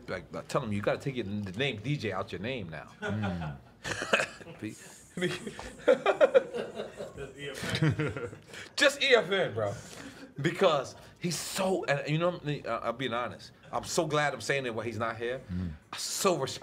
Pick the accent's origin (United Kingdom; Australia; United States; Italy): United States; New York City, New York; moved away as an adult; also born or lived in Miami; I'm from 97-3057 Avenue, apartment 5E, Corona, New York, 11368, 5E.